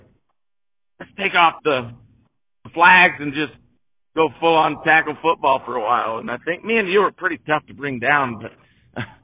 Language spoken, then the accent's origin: English; Jefferson, United States; I grew up in Jefferson